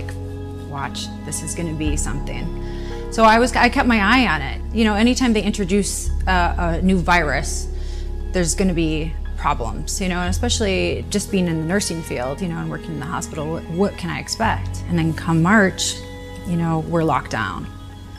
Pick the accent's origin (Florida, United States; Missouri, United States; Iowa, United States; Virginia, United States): Florida, United States; Tampa; I'm from Tampa, Florida.